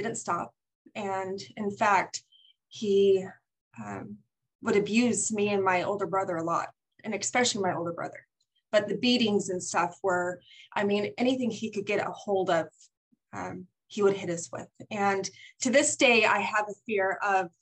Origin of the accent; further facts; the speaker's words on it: St. George, Utah, United States; I'm from St. George, Utah